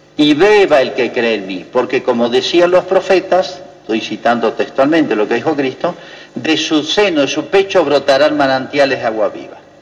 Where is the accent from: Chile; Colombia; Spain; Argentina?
Argentina; el día que nos muramos dejamos de ser argentinos